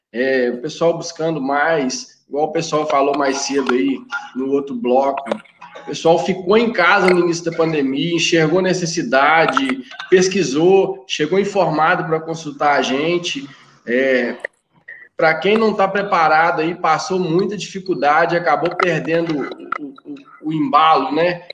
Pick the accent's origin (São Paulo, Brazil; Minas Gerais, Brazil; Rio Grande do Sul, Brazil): Minas Gerais, Brazil; Conselheiro Lafaiete; Sou de Conselheiro Lafayette